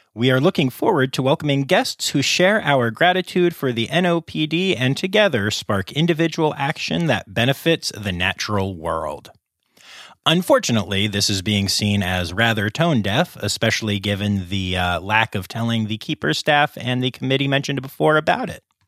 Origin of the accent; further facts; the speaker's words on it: Pennsylvania, United States; my home state of Pennsylvania